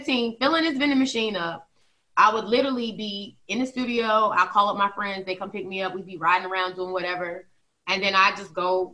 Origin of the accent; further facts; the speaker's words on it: Virginia, United States; I'm from Virginia